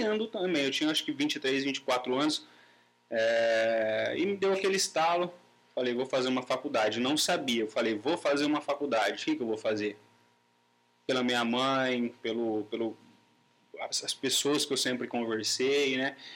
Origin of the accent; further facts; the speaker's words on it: Pirangi, São Paulo, Brazil; moved away; vim da cidade de Pirangi, que lá eu vivia o dia inteiro para sítio